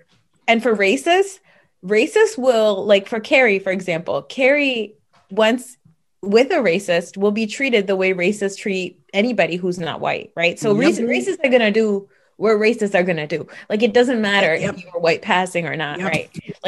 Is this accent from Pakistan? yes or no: yes; Pakistan; and I'm Pakistani. And so it's closer to North India. We're considered lighter skinned people